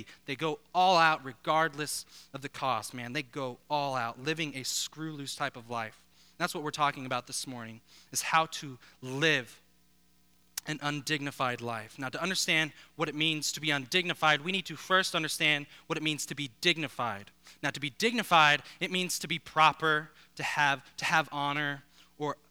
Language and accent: English; Denver, Colorado, United States; now in South Florida, United States; I grew up actually not too far from here, born and raised in Colorado